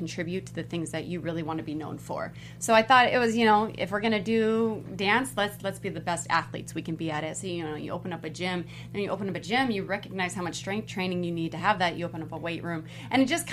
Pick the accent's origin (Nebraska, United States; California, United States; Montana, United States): California, United States; Los Angeles; also born or lived in West Covina; I grew up in East LA, El Monte kind of area, and I had moved to West Covina